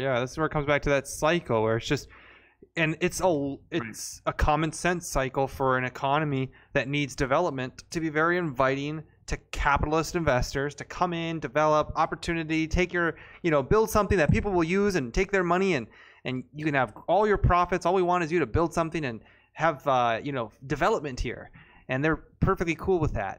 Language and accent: English; Texas, United States; I was born in Texas